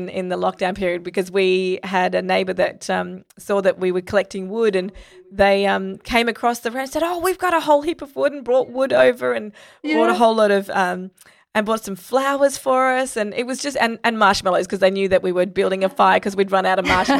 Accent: Sri Lanka; I grew up in Sri Lanka

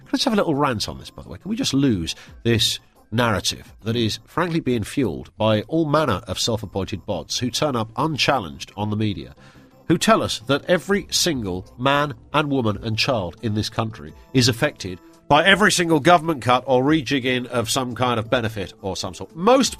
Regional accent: Scunthorpe, Yorkshire and the Humber, United Kingdom; born there; accent: northern; now in Bromley, United Kingdom; Well, I was born in the north. I was born in Scunthorpe. So, yes, I did have a northern accent up to the age of...

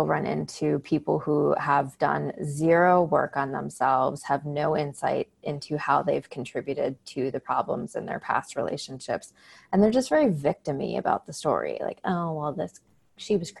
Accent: Chicago, Illinois, United States; moved away; I grew up outside of Chicago, the northern suburbs.

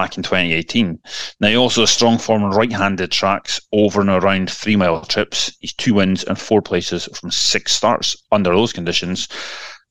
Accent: Elgin, Scotland, United Kingdom; moved away; Elgin City to win at a canter. What a shocker. Unbelievable. My hometown

